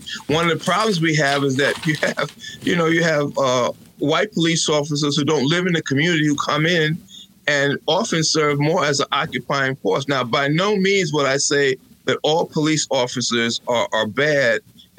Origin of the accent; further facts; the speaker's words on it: Charleston, South Carolina, United States; born there; I was born in Charleston, South Carolina. We've been divided since before the Civil War.